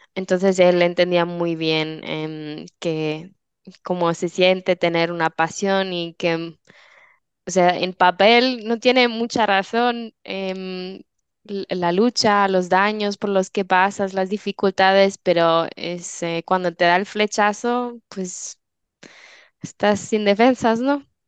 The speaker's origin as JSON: {"language": "Spanish", "country": "Switzerland", "moved": "yes", "said": "soy de Suiza"}